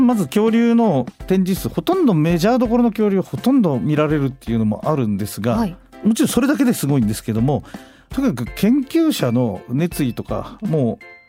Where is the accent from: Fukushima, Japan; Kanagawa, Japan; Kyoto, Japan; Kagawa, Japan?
Fukushima, Japan; 私 の地元の福島県